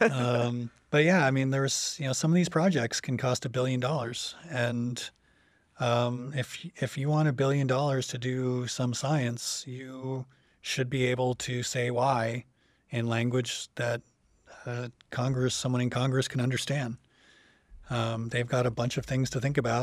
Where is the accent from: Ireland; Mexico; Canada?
Canada; about an hour outside Toronto, Ontario; moved away as an adult; also born or lived in Chicago / Montreal; now in Champaign-Urbana, United States; I'm from Canada, originally from about an hour outside Toronto.